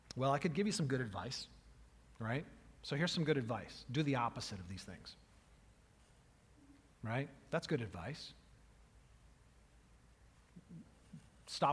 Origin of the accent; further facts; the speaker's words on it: United States; I'm an American